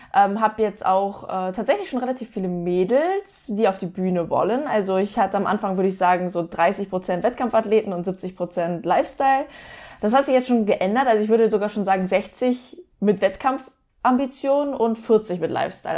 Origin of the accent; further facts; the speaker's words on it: towards Hamburg, Lübeck, Northern Germany, Germany; now in near Stuttgart, Germany; ursprünglich aus dem Norden, aus äh, Richtung Hamburg, Lübeck.